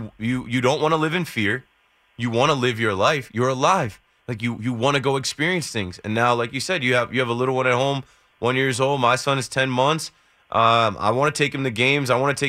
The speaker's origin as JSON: {"language": "English", "region": "New Jersey", "country": "United States", "tie": "born or raised there", "said": "Obviously, I grew up in Jersey and coming to New York my entire life."}